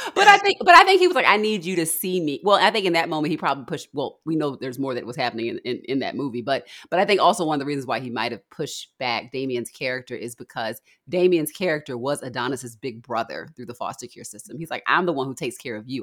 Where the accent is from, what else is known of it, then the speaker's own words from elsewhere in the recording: Baltimore, Maryland, United States; I'm from Baltimore